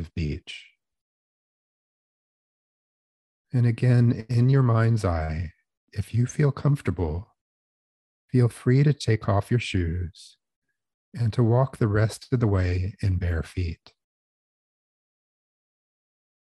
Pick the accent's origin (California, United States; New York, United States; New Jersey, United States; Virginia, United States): New Jersey, United States; I grew up in South Jersey